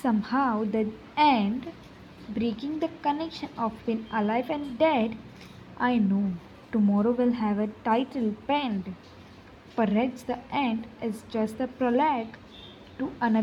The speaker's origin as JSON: {"language": "English", "town": "Mumbai", "region": "Maharashtra", "country": "India", "tie": "born or raised there", "said": "I am from Mumbai."}